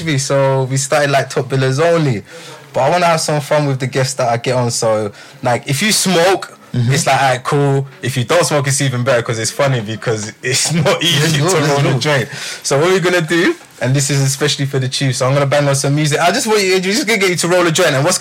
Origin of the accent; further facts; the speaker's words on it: England, United Kingdom; I'm English